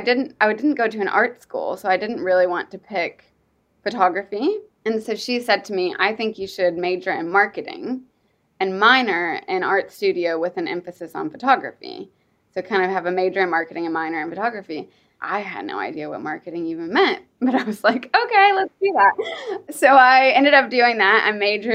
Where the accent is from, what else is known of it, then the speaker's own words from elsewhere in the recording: Kentucky, United States; moved away as an adult; also born or lived in New York; now in London, United Kingdom; he moved to Kentucky, which is where I'm from, whenever he was in his 20s. To work in the horse industry. And I grew up in Kentucky